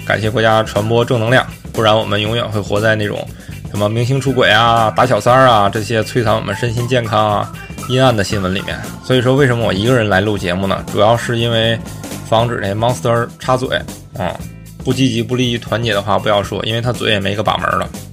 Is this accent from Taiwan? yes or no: no; Northeast China, China; 像我小时候在东北长大